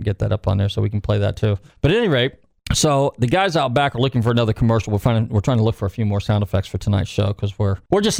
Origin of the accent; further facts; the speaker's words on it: Marin County, Northern California, United States; we lived in Marin County